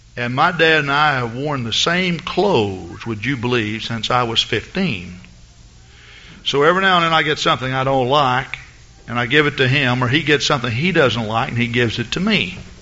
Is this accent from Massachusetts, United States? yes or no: no; Henderson, Texas, United States; moved away; I'm from Henderson, Texas